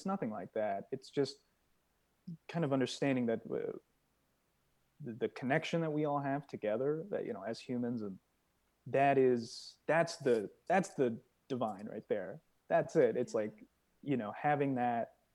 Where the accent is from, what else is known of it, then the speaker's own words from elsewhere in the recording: Iowa, United States; moved away as an adult; also born or lived in Los Angeles; coming from Iowa